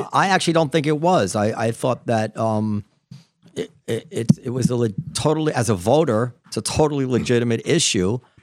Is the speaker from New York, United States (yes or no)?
yes; New York, United States; growing up in New York in the nineties